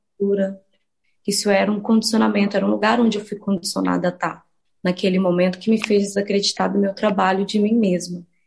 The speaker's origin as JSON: {"language": "Portuguese", "town": "Santa Luzia", "region": "Minas Gerais", "country": "Brazil", "tie": "born or raised there", "also_born_or_lived": "Belo Horizonte", "said": "foi o lugar onde eu fui criada sobretudo Santa Luzia, assim, que é a minha comunidade"}